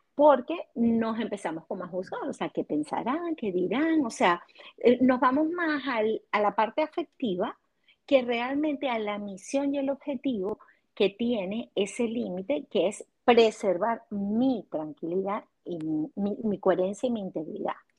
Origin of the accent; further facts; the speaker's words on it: Venezuela; moved away as an adult; now in United States; soy psicólogo venezolana y aquí en Estados Unidos, en esta eh, segunda migración